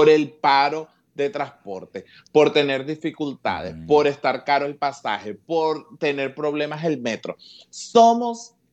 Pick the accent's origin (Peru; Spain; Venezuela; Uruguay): Venezuela; Petare, Miranda; En Petare nos ayudamos muchísimo. Eh, yo vengo de San Blas.